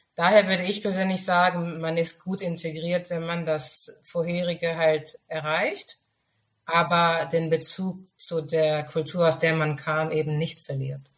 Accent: Germany; first language Urhobo; German is a second language; ich lebe in Deutschland, ich bin in Deutschland geboren und aufgewachsen

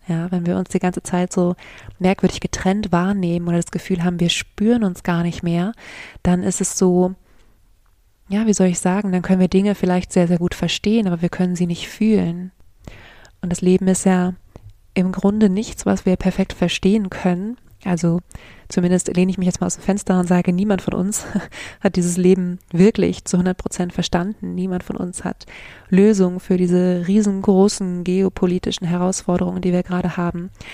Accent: Germany; hier bei uns in Deutschland

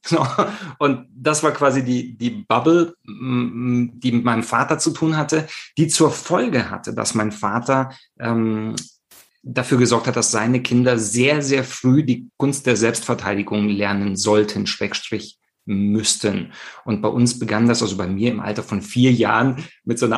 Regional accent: Rome, Lazio, Italy; ich selber habe meine Kindheit in Italien verbracht, also äh, so ein Nato Romano. Ich komme aus Rom, bin dort ähm, groß geworden.

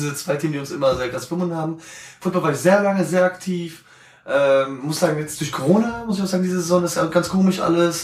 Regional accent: Wiesbaden, Hesse, Germany; moved away as an adult; now in Mainz, Germany; Komme ursprünglich aus Wiesbaden, bin aufgewachsen, geboren, Kindheit erlebt etc. Wohne jetzt tatsächlich auf der anderen Rheinseite, also in Mainz.

